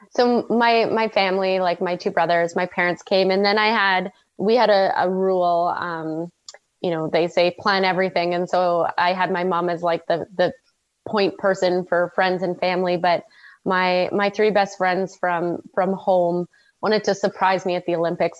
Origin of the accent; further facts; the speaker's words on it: Red Deer, Alberta, Canada; I grew up in Red Deer, which is like dead smack in the middle of bowl.